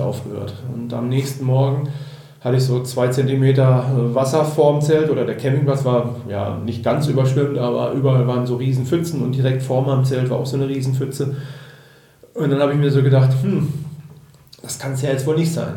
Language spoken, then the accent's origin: German; Germany; bei uns in Deutschland